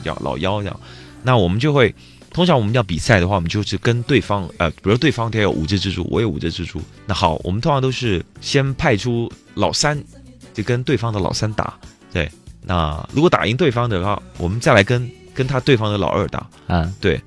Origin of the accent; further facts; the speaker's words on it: Malaysia; moved away; 我上次回到马来西亚的时候